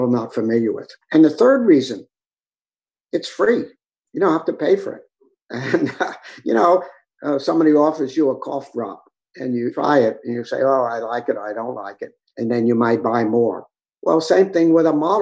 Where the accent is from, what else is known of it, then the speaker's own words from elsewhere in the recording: New York, United States; also born or lived in Southern California; Born and raised in New York